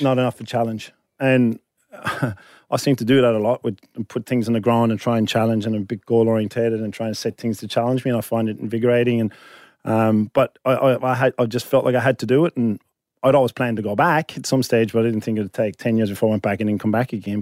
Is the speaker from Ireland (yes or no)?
yes; Ireland; now in Sydney, Australia; I'm Irish